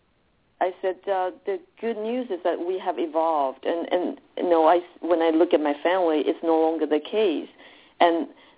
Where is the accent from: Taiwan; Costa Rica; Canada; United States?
Taiwan; moved away; I was born and raised in Taiwan